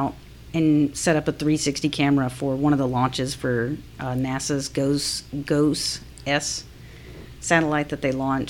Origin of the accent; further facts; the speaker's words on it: Alabama, United States; now in Atlanta, United States; Because when we grew up in Alabama, you know, you would have tornadoes come through and stuff.